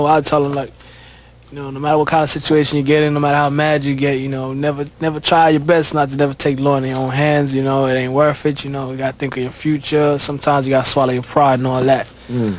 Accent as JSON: {"language": "English", "region": "England", "country": "United Kingdom", "tie": "born or raised there", "moved": "yes", "lives_now": "United States", "said": "I was born in England. I came over here in, like, 76."}